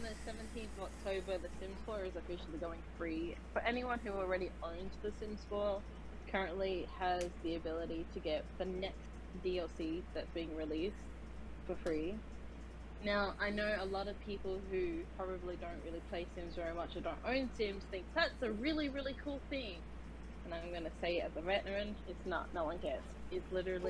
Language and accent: English; Australia; accent: Australian; now in United States; I'm an Australian, as you can't tell by my very wonderful accent.